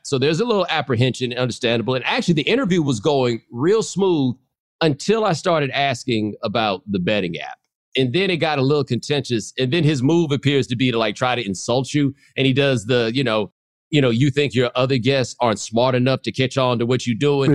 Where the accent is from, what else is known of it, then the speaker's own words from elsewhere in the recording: Houston, Texas, United States; I'm from Houston